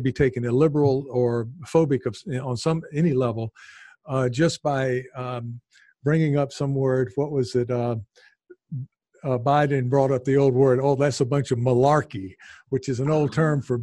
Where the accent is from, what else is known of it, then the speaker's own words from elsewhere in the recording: American South, United States; accent: American Southern; now in Japan; I'm from the American South